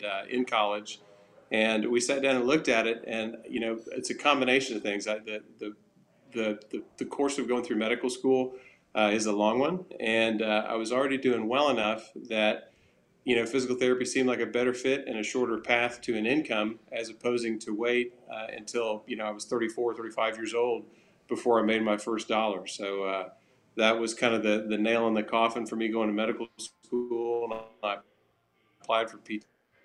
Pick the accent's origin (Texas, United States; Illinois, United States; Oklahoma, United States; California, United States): Oklahoma, United States; accent: Southern